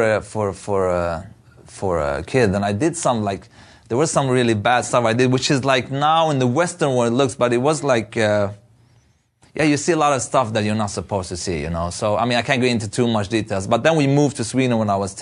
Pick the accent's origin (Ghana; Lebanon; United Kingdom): Lebanon; Beirut, Beirut Governorate; moved away; I was born in Beirut